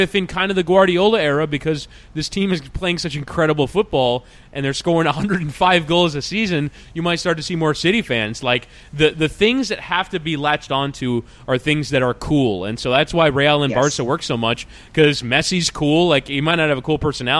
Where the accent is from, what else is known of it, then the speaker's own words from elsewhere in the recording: United States; an American soccer fan